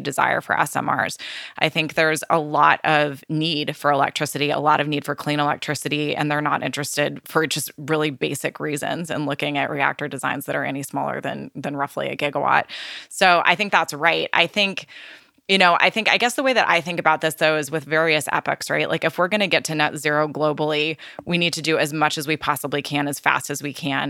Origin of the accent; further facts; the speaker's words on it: California, United States; my home state of California